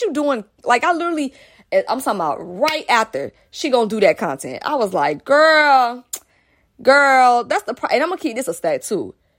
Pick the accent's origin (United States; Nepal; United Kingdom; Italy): United States; Atlanta, Georgia; I'm from Atlanta. And mostly the, in the place I grew up in was an all-black area